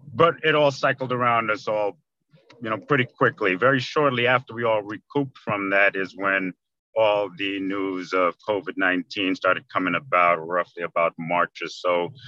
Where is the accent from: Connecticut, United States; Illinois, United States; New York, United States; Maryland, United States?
New York, United States; New York City; moved away as an adult; now in Orlando, United States; I am from Queens, New York. I live in Orlando, Florida currently. I've been here about 30 years now already